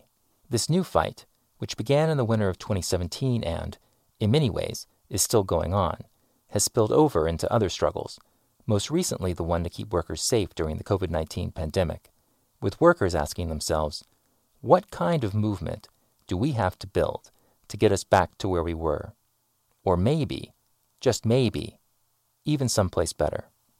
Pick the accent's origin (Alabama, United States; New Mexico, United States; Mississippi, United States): Alabama, United States; Huntsville; my hometown, Huntsville, Alabama, a city that had boomed during the space race of the 1950s and 1960s and still regarded itself as the Rocket City.